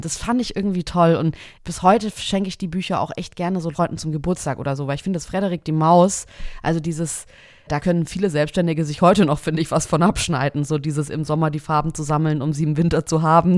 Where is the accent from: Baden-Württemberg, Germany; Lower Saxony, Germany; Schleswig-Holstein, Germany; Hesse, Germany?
Baden-Württemberg, Germany; near Kralsheim, Schwäbisch Hall; Ich bin richtig krass auf dem Land aufgewachsen. Also bei Kralsheim, das ist Schwäbisch Hall, das ist Baden-Württemberg noch an der Grenze zu Bayern